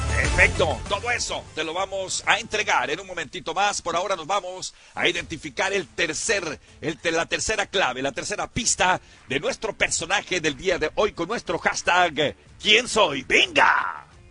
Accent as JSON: {"language": "Spanish", "area": "Culiacán area", "region": "Sinaloa", "country": "Mexico", "said": "yo soy de ahí, de Caminaguato, cerquita de Tecuciapa"}